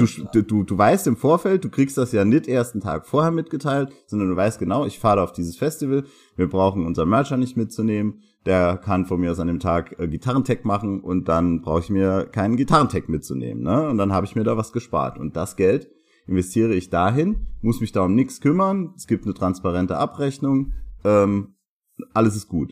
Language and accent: German; Saarbrücken, Saarland, Germany; Hier bei uns in Saarbrücken